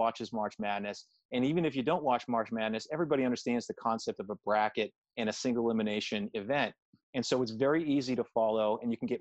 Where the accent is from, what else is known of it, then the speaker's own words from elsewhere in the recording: Boston, Massachusetts, United States; I grew up in Boston